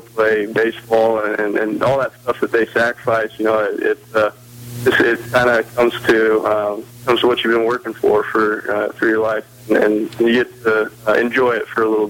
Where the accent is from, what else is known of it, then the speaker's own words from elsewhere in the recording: Wyoming, United States; moved away as an adult; also born or lived in Savannah, Georgia; I'm from Wyoming